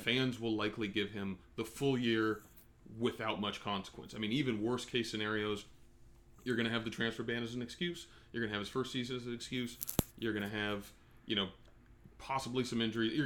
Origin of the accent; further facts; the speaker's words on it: United States; as an American